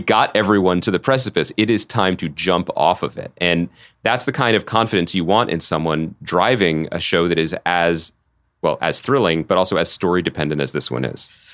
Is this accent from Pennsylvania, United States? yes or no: yes; outside of Philadelphia, Pennsylvania, United States; when I was a young boy growing up outside of Philadelphia